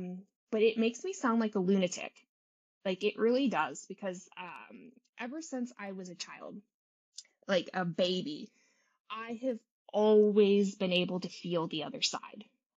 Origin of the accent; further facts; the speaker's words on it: Germany; also born or lived in England; now in United States; I grew up, I was born in England, and we lived there for probably about 7 years. And then I was raised in Germany.